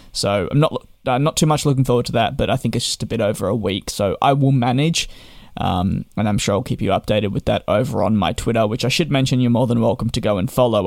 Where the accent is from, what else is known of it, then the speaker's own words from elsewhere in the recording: Australia; Being Australian